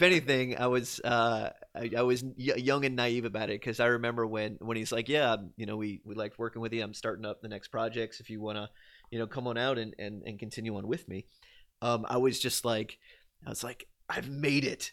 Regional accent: Louisiana, United States; born or raised there

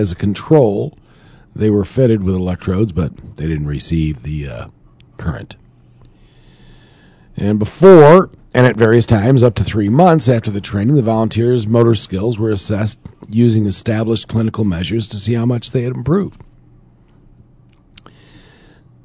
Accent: New York, United States

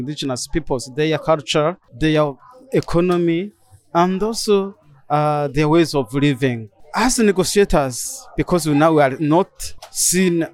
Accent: Burundi; I'm from Burundi, member of the Batwa community, who are indigenous peoples in Burundi.

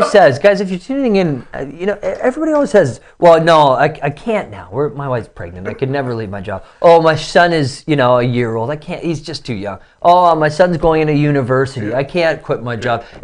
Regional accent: Toronto, Ontario, Canada; born or raised there

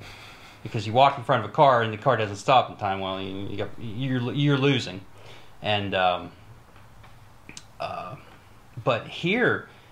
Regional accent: Morgantown, West Virginia, United States; Morgantown, West Virginia.

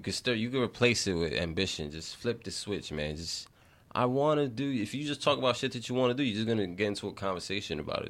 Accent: New York City, New York, United States; I grew up in the Bronx. I grew up in the inner city

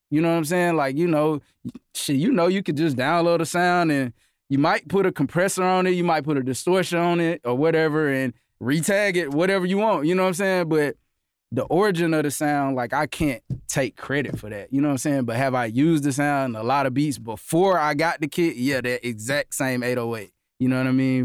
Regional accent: Augusta, Georgia, United States; I'm from Augusta.

